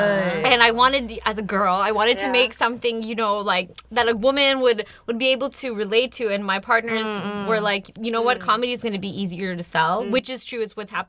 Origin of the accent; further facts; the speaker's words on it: Indonesia; moved away; I grew up in Indonesia, so I decided to go back to Indonesia.